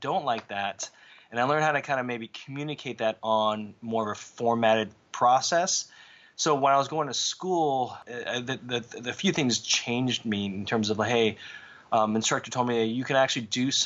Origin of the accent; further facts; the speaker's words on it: Southern California, United States; when I grew up in Southern California, my whole culture was based upon skateboarding